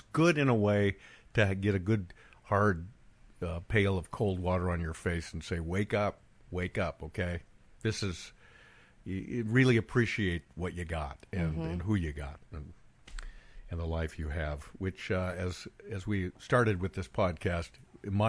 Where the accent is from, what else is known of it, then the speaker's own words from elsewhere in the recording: Bend, Oregon, United States; moved away; my hometown, Bend, Oregon, is completely changed